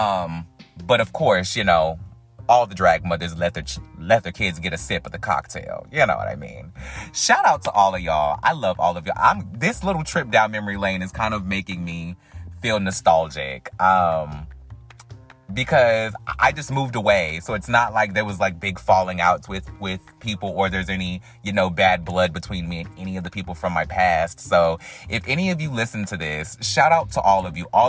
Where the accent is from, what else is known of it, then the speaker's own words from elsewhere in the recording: North Carolina, United States; we're both from North Carolina